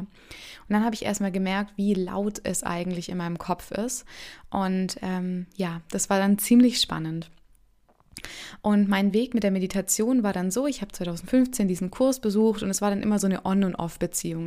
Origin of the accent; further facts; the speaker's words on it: Stuttgart, Baden-Württemberg, Germany; ich komme aus Stuttgart